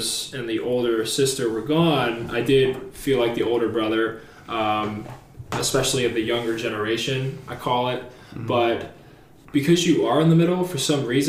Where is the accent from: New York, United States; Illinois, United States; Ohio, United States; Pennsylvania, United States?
Pennsylvania, United States; also born or lived in Washington, D.C. area / North Carolina; I am from Pennsylvania. I lived here most of my life, sparing a few years in the DC area and also in North Carolina. After my parents split up when I was around 6 or 7, my mom moved us up here and like raised us